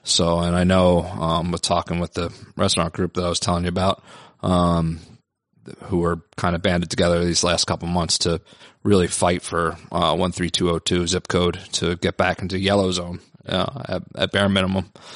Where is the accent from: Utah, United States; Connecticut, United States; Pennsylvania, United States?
Pennsylvania, United States; Philadelphia; now in New York, United States; I'm from Philly